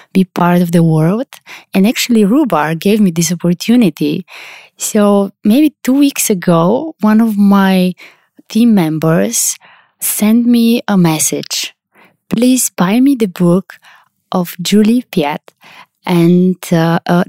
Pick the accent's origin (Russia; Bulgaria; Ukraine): Bulgaria; Sofia, Sofia City; I'm from Sofia, Bulgaria. It's where I live